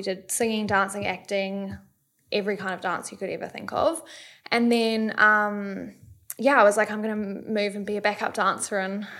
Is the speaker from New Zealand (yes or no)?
yes; New Zealand; moved away as an adult; also born or lived in Sydney, Australia; now in Gold Coast, Australia; I'm 32. I'm from New Zealand, but I moved over here when I was 18.